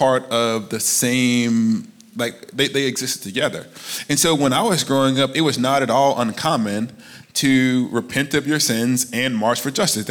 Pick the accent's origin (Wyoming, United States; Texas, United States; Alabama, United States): Alabama, United States; moved away; I'm from Alabama. And I grew up in the shadow of the civil rights movement.